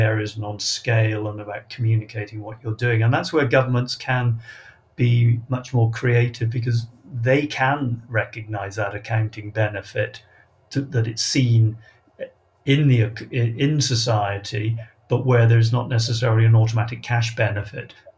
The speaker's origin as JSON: {"language": "English", "region": "Wales", "country": "United Kingdom", "said": "I come from Wales"}